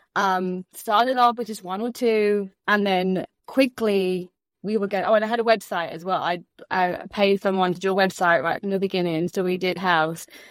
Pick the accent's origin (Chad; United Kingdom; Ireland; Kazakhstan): United Kingdom; London; moved away as an adult; also born or lived in Orlando, Florida / Michigan / Chicago / Kansas; now in Sarasota, United States; originally born and raised in England, London, England